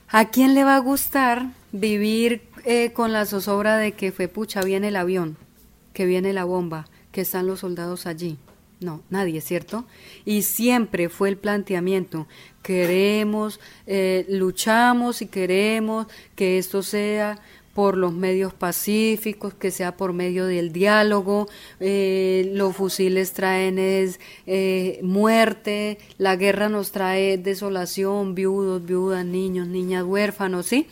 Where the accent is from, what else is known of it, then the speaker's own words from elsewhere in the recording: Caquetá, Colombia; nací en el Caquetá, crecí en el Caquetá y luché en el Caquetá